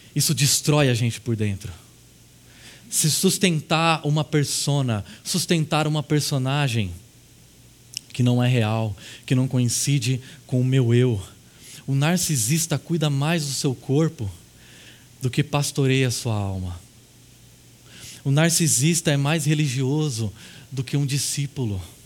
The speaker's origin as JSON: {"language": "Portuguese", "country": "Brazil", "said": "como brasileiros"}